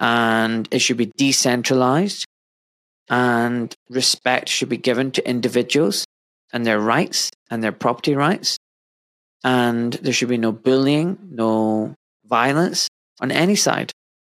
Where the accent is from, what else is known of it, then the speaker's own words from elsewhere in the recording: Scotland, United Kingdom; moved away as an adult; now in England; I was born in Scotland, and I grew up, you know, in Scotland for 26 years, and then I moved down south to England, and I live here now.